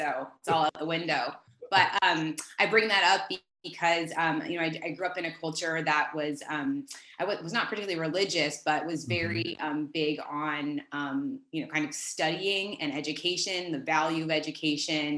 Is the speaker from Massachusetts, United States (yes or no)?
yes; Newton, Massachusetts, United States; moved away; I grew up in Newton, Massachusetts. It's a suburb right outside of Boston